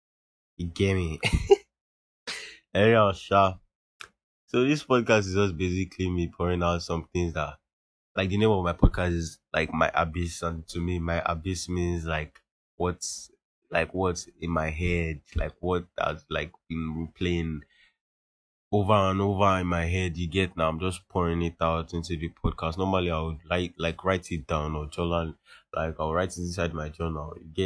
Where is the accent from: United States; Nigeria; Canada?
Nigeria; us as Nigerian teens